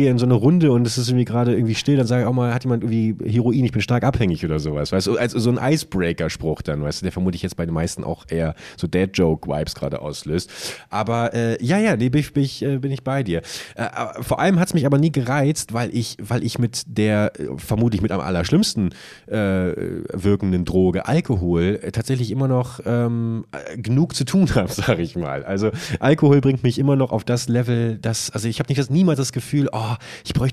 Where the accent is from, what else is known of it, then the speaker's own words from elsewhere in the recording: Buchholz, Lower Saxony, Germany; wenn ich heute meine alte Heimatstadt, hallo liebe Buchholzerinnen und Buchholzer, fahre